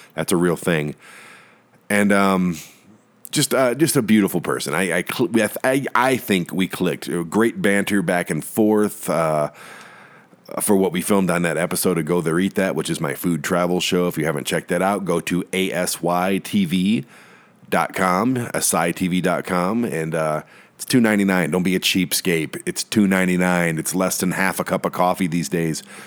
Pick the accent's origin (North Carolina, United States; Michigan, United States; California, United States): Michigan, United States; Detroit; my hometown of Detroit